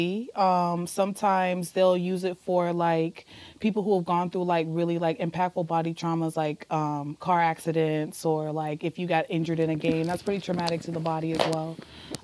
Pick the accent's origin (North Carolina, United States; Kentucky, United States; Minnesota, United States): North Carolina, United States; moved away as an adult; now in Arizona, United States; I'm from North Carolina